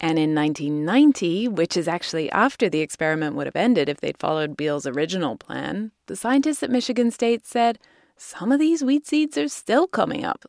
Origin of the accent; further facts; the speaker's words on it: United Kingdom; moved away; he's a legend in my home country